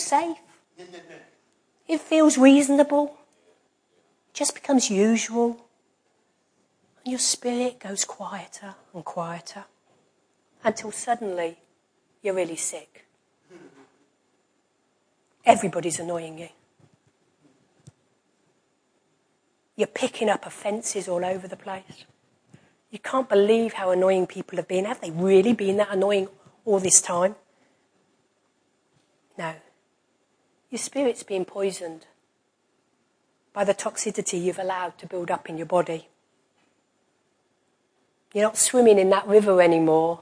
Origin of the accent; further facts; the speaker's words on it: United Kingdom; we're British.